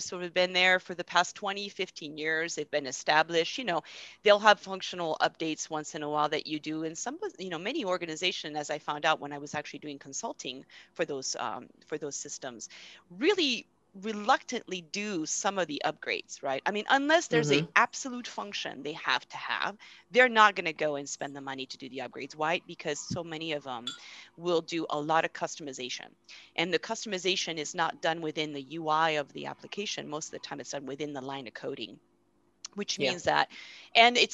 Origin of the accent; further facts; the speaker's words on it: France; moved away; I'm originally from France